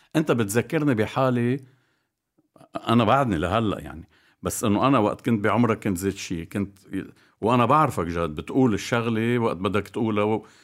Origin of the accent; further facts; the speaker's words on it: Bikfaya, Mount Lebanon, Lebanon; انا بضيعتي بكفيا نادي العمل كان نادي فولي بول